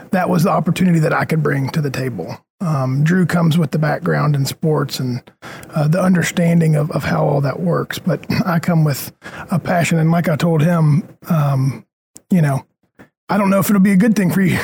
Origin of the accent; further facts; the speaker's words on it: Knoxville, Tennessee, United States; Grew up here. My mom's from here.